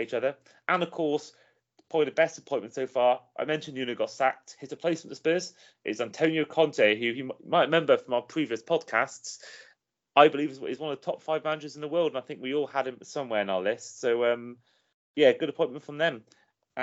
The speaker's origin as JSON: {"language": "English", "region": "Wales", "country": "United Kingdom", "said": "a Welshman"}